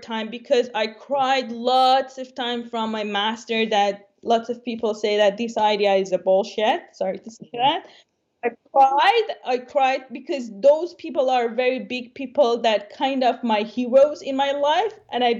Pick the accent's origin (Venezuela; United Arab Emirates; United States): United Arab Emirates; Dubai; English is a second language; also born or lived in Iran; now in Canada; So I born in Iran, I grew up in Dubai.